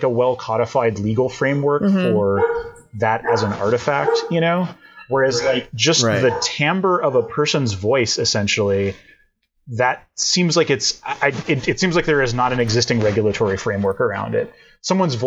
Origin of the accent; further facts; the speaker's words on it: Texas, United States; moved away as an adult; also born or lived in Madison, Wisconsin; growing up in Texas